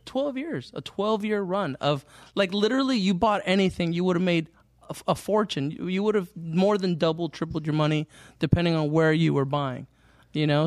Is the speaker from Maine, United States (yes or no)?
no; Fremont, California, United States; I grew up here in Fremont, here in the Mission area